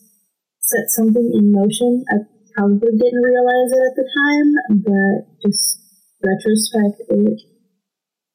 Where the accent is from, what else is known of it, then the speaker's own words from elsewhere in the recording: Monterrey, Nuevo León, Mexico; now in Texas, United States; I'm actually from Monterrey, Mexico.